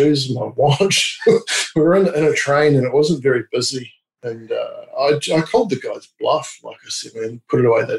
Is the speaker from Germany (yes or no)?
no; New Zealand; also born or lived in England; now in Australia; I'm from New Zealand, but I've lived in England and now in Australia